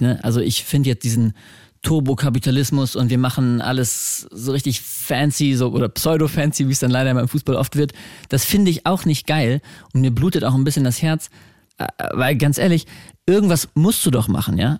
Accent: Braunschweig, Lower Saxony, Germany; ich komme halt aus Braunschweig

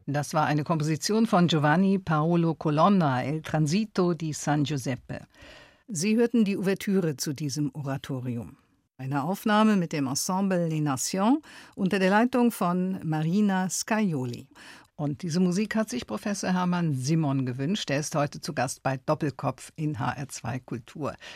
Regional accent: Eifel, Rhineland-Palatinate, Germany; ich kun ja auch von dort

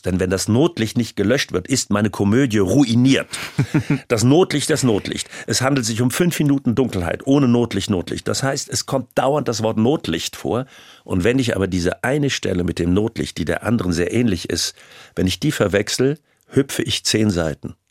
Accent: Rhineland, Germany; Ich bin ja auch Rheinländer

